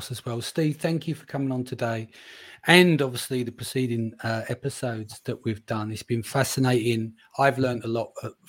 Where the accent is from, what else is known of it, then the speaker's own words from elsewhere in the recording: London, United Kingdom; accent: East London; my East London accent